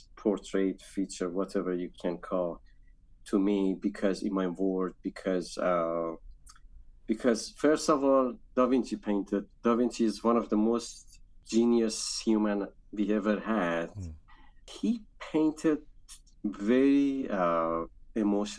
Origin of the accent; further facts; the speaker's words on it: Isfahan, Iran; moved away as an adult; also born or lived in Shiraz / Tehran; now in New York, United States; I grew up in Iran, in Isfahan, as a Jewish